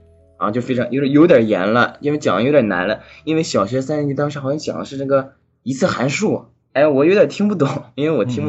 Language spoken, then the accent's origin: Chinese; China; moved away as an adult; also born or lived in France; now in Boston, United States; 因为我是中国人嘛，当时语言不通啊，